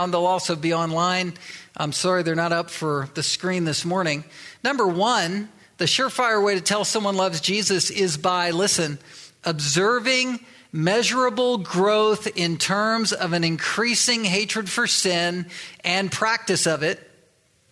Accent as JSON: {"language": "English", "town": "Virginia Beach", "region": "Virginia", "country": "United States", "tie": "born or raised there", "also_born_or_lived": "Delaware / Southern California / Little Rock, Arkansas", "moved": "as an adult", "lives_now": "Pacific Northwest, United States", "said": "I was born in Delaware. I was raised in Virginia Beach and Chesapeake"}